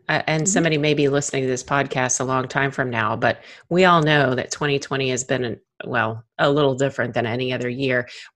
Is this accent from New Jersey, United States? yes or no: no; Texas, United States; I'm from Texas